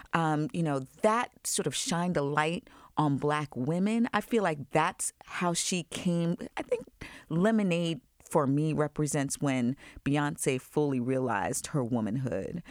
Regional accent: Long Island, New York, United States; I grew up in Long Island

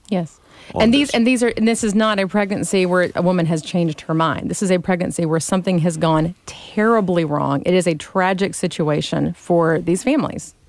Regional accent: Gulf Coast, United States; moved away; also born or lived in Smyrna; I grew up on the Gulf Coast

